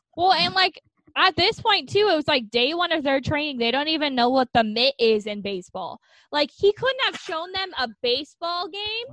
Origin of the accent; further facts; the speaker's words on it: United States; growing up in America